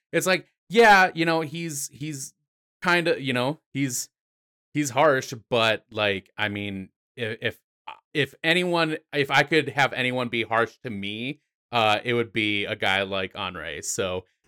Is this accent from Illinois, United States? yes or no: no; South Dakota, United States; I am from the Mount Rushmore state of South Dakota.